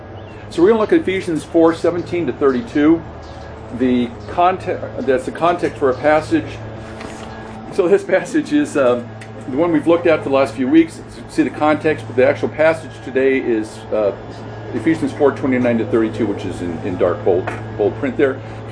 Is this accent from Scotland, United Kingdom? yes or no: yes; Scotland, United Kingdom; if you know that I'm from Scotland